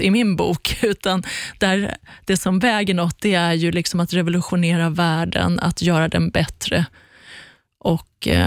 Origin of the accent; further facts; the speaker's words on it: Iran; att mista mitt liv liksom, när vi flydde från Iran.